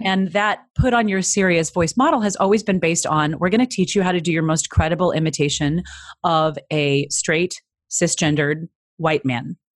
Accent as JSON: {"language": "English", "region": "Midwest", "country": "United States", "said": "I'm from the Midwest"}